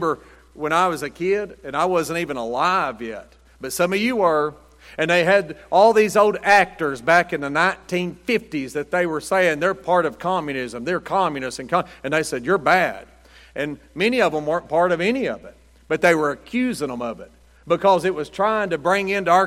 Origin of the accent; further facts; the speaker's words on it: United States; I'm an American